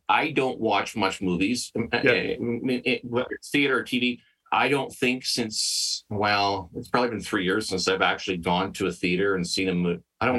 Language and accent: English; Western Canada, Canada; I'm, you know, I'm born and raised in Western Canada, so I'll say country music.